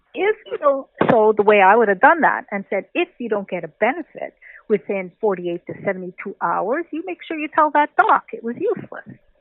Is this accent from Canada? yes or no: yes; Canada; I'm a Canadian